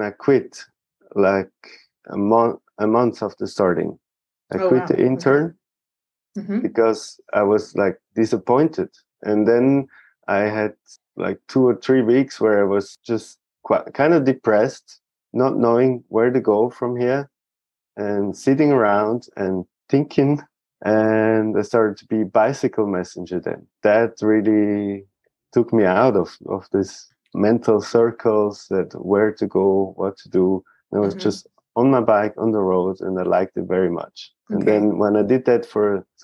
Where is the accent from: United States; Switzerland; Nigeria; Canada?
Switzerland; a small town close to Zurich; I've been grown up in Switzerland in a small town close to Zurich